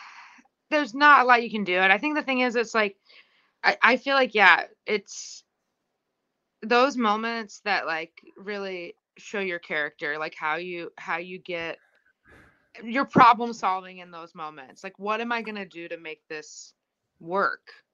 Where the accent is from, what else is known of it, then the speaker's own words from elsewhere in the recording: Indiana, United States; I grew up in Indiana